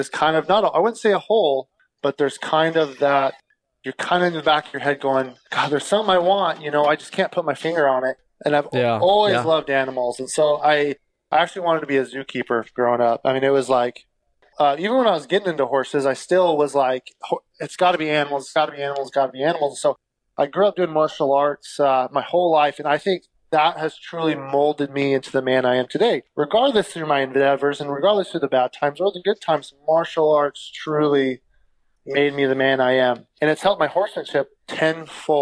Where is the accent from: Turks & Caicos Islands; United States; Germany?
United States; Idaho; I was born and raised in Idaho.